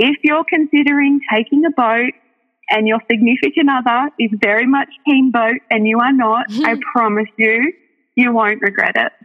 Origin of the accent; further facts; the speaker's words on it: New South Wales Central Coast, Australia; moved away; we're originally from the New South Wales Central Coast. So I spent my whole life there.